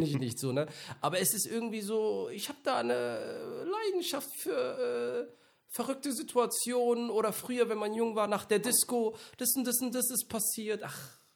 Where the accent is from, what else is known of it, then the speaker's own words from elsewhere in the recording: Mönchengladbach, North Rhine-Westphalia, Germany; ich bin in München-Gladbach aufgewachsen